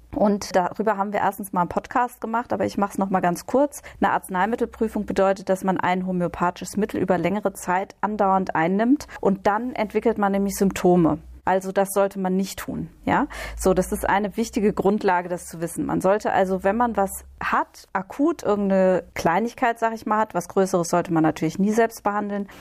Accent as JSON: {"language": "German", "region": "Hesse", "country": "Germany", "also_born_or_lived": "Berlin", "moved": "yes", "said": "in Hessen, ich komme ja aus Hessen ursprünglich, da sagt man verkleppern."}